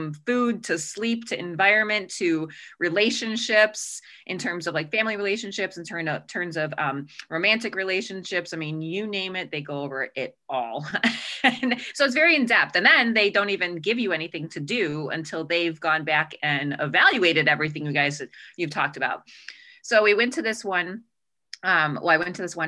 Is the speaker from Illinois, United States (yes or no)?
yes; Chicago, Illinois, United States; accent: Chicago; now in Arizona, United States; I grew up in Chicago. You'll start to hear the Chicago accent come out.